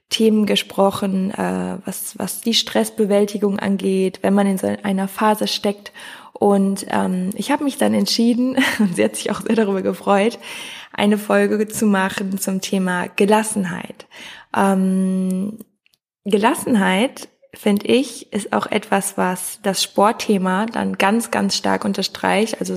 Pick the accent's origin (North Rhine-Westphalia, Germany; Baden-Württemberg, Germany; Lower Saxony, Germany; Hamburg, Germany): North Rhine-Westphalia, Germany; now in Cologne, Germany; Also wir kommen beide aus dem Oberbergischen Kreis, sind zusammen zur Schule gegangen, haben zusammen Abi gemacht